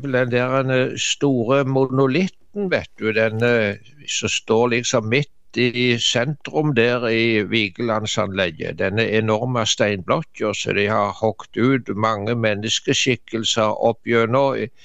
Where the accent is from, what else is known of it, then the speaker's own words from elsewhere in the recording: Varhaug, Rogaland, Norway; hjemme på Varhaug, der så jeg vokste opp i Dubland, som vi sa